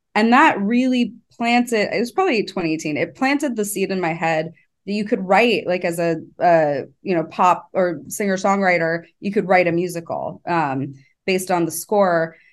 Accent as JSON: {"language": "English", "town": "Los Angeles", "region": "California", "country": "United States", "said": "I grew up around creatives. I'm from Los Angeles"}